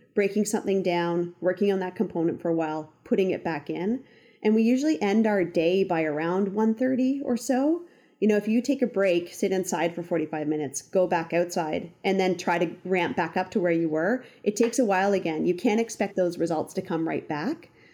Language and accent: English; Ontario, Canada; moved away as an adult; now in Western Canada; gone back to Ontario, didn't know what to do, so called up a couple resorts, um, around my hometown